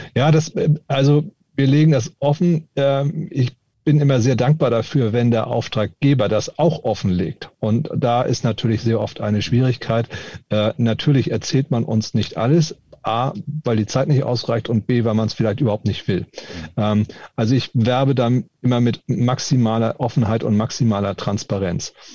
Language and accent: German; Hamburg, Germany; Ich bin eben auch Hamburger. Mit Moin Moin oder Moin